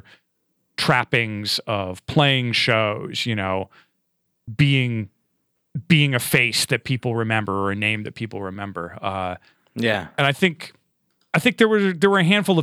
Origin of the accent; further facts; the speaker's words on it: Fairport, New York, United States; moved away; I'm originally from the Rochester, New York area. I grew up in a eastern suburb called Fairport